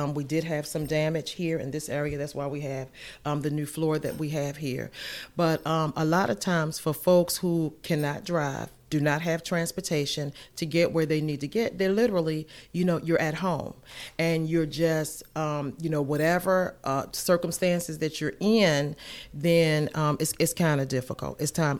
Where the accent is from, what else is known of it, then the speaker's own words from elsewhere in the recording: Baltimore, Maryland, United States; moved away as an adult; now in Washington, North Carolina, United States; I actually was born and raised in Baltimore, Maryland, B-more, and my husband and I, we moved here about 20 years ago, and absolutely love North Carolina. I've been in Washington, North Carolina that entire time.